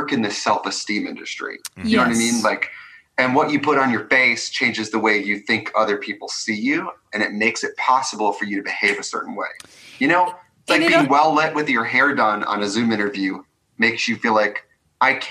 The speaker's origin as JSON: {"language": "English", "region": "Midwest", "country": "United States", "said": "I'm from the Midwest"}